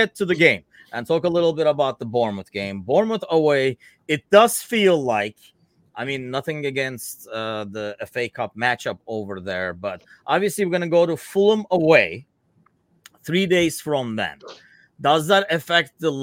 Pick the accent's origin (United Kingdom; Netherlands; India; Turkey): Turkey; now in United States; growing up in Turkey